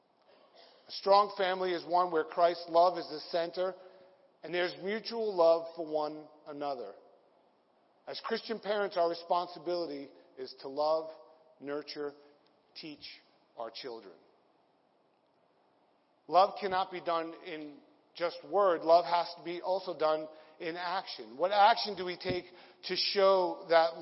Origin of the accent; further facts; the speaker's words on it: Santa Monica, California, United States; moved away; also born or lived in New York; I'm originally from L.A. My birth certificate's from California. I was born in Santa Monica